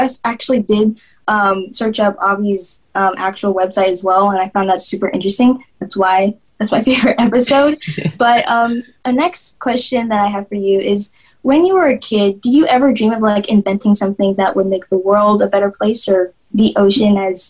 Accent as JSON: {"language": "English", "town": "Miami", "region": "Florida", "country": "United States", "tie": "born or raised there", "said": "growing up in Miami as well, I always wanted to be a marine biologist"}